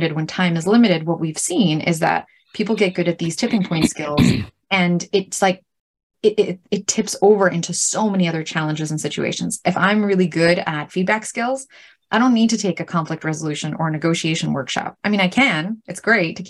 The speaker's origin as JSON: {"language": "English", "town": "New York City", "region": "New York", "country": "United States", "tie": "born or raised there", "said": "I grew up in Brooklyn"}